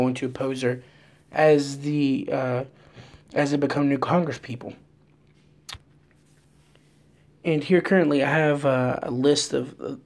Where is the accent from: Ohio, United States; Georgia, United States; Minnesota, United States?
Georgia, United States; Vidalia; I come from Vidalia, Georgia, and I have two Mexican parents